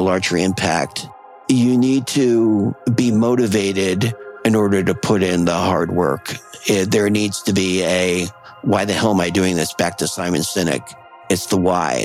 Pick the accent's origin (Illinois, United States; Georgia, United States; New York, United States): New York, United States; Long Island, Highland, Hudson Valley; moved away as an adult; now in Portland, United States; I was born in Long Island, New York